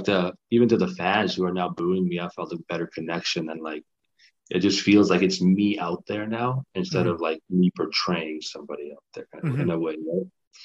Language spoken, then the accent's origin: English; Kosovo; I didn't want it to be just because I'm from Kosovo and you guys are Canadians kind of thing.